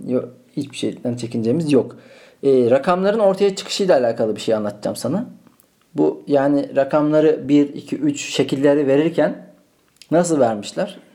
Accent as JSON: {"language": "Turkish", "region": "Malatya", "country": "Turkey", "tie": "born or raised there", "moved": "yes", "lives_now": "Istanbul, Turkey", "said": "Ben onu Malatya'da doğdum. Şu an İstanbul'dayım."}